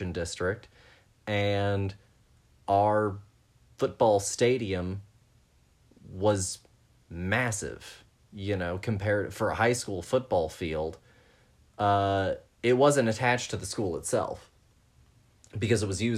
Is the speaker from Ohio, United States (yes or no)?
no; Texas, United States; growing up in Texas